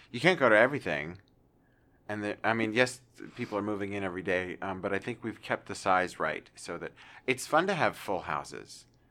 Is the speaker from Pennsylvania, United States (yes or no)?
yes; Pennsylvania, United States; also born or lived in New York City / Kansas; now in Arkansas, United States; a wonderful pretzel factory that I grew up around the corner from